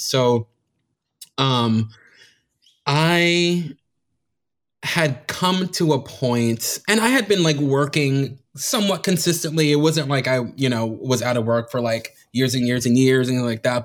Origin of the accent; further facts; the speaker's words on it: Miami, Florida, United States; I was born and raised in Miami